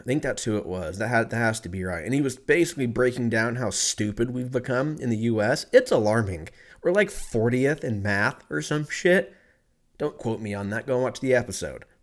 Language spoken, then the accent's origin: English; California, United States; moved away as an adult; now in Texas, United States; I'm from California